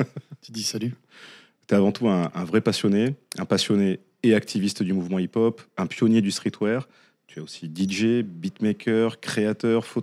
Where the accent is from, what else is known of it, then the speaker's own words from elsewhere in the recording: Dijon, Bourgogne-Franche-Comté, France; moved away as an adult; J'ai grandi à Dijon. Ouais. J'ai grandi à Dijon. Jusqu'en 95.